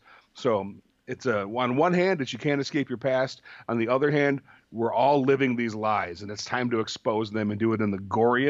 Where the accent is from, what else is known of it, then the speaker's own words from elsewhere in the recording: Michigan, United States; I grew up in Michigan, and in mid Michigan, and pretty rural town.